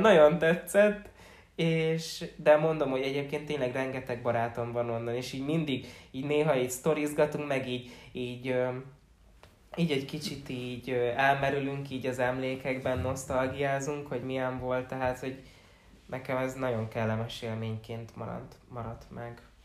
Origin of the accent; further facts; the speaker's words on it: Csömör, Pest, Hungary; moved away; ugye amikor még csömörön laktunk, amikor még nagyon kis kicsike voltam